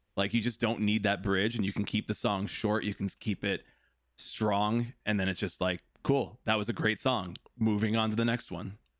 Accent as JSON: {"language": "English", "town": "Des Plaines", "region": "Illinois", "country": "United States", "tie": "born or raised there", "also_born_or_lived": "Chicago", "said": "I grew up in Des Plaines"}